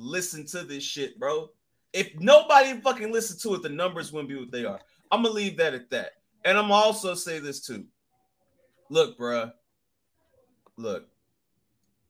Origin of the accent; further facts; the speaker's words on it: the South, United States; I'm from the fucking South